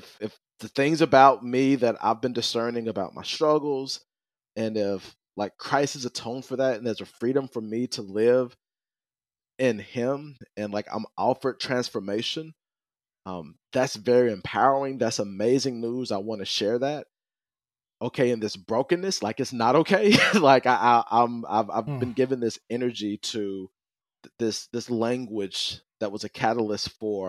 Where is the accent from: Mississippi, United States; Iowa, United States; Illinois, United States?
Mississippi, United States; Jackson; I was born and raised in Jackson, Mississippi